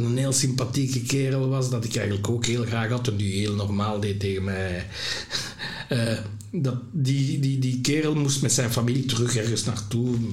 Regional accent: Lembeek, Flanders, Belgium; also born or lived in Burundi; in Lembeek zat bij mijn pleegouders

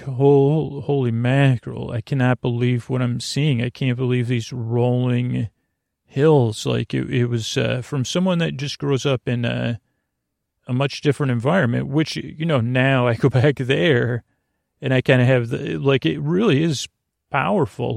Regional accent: Syracuse, New York, United States; moved away; for someone from Syracuse

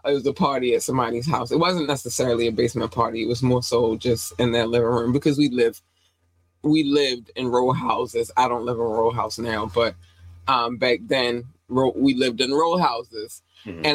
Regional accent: Baltimore, Maryland, United States; also born or lived in North Carolina; I was born in North Carolina. We moved here when I was 8 going on 9. And so Baltimore raised me

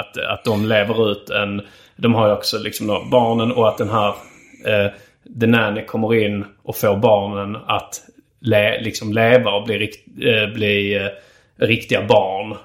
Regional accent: Sweden; som svensk

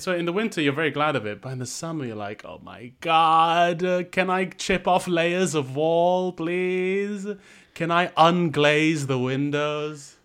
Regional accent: Malaysia; moved away; growing up in Malaysia, growing up in the developing world

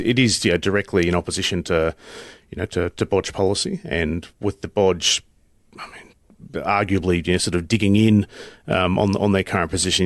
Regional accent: North Queensland, Australia; I'm from North Queensland

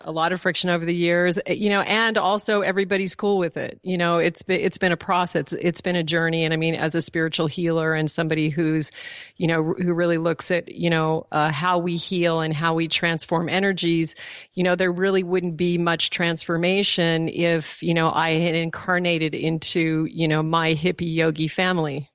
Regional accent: Alaska, United States; also born or lived in Colorado; was born in Colorado, but I was raised in Alaska

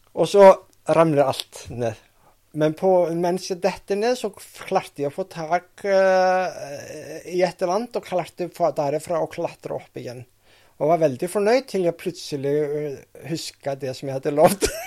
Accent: Reykjavik, Iceland; Norwegian is a second language; moved away as an adult; also born or lived in Vestmannaeyjar, Iceland; now in Norway; Mens jeg bodde i Reykjavik, eller familien bodde i Reykjavik, og så etter at vi flytta fra Reykjavik til Vestmaner

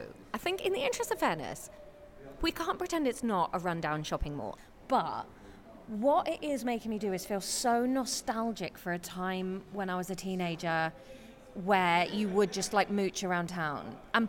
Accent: Taunton, South West England, United Kingdom; I grew up in Taunton, well, outside Taunton

